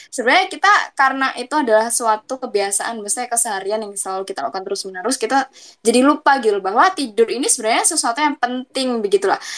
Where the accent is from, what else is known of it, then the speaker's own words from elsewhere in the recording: East Java, Indonesia; Dari Jawa Timur sih, bukan Jawa Tengah ya, oh. tapi bisa lah bahasa Jawa